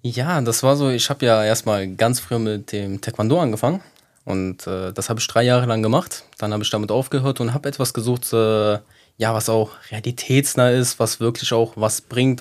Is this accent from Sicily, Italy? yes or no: yes; Sicily, Italy; now in Cologne, Germany; wie all die anderen Siziliener hier in Köln